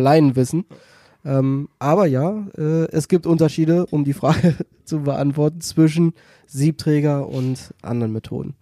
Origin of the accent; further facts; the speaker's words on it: Celle, Lower Saxony, Germany; now in Hannover, Germany; ich komme ja gebürtig aus Celle oder aus der Nähe von Celle